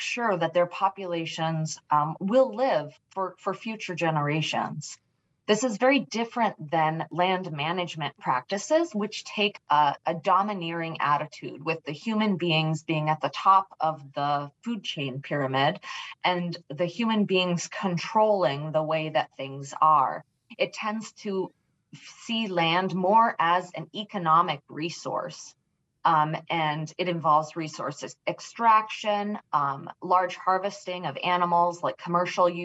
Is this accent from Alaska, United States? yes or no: yes; Homer, Alaska, United States; I was raised just outside of Homer, Alaska, on a reindeer ranch with my paternal grandmother